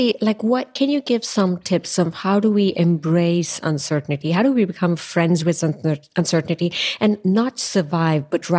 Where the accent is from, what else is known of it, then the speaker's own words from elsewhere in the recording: India; moved away as an adult; now in Europe; I was born and raised in India. I just moved to Europe a few years ago.